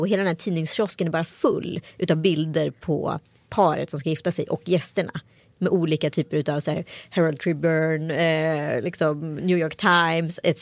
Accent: Strömstad, Västra Götaland, Sweden; folk ifrån Strömstad där jag växte upp

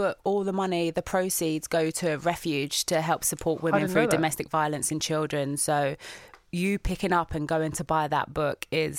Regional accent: London, United Kingdom; going back to that person growing up in the East End

